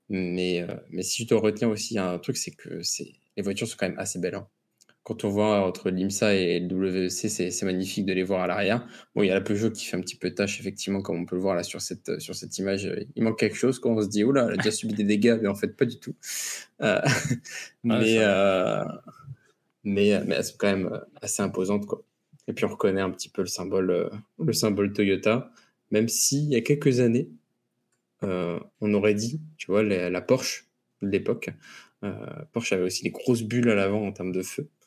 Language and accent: French; United States; Parce que je suis